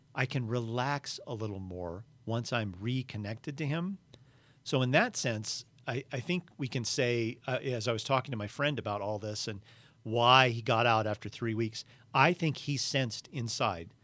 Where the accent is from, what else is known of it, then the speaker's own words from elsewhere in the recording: United States; I'm an American